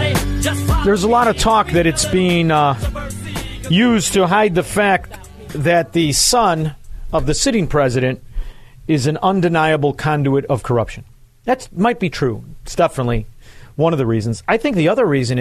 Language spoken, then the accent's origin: English; Chicago, Illinois, United States; growing up in Chicago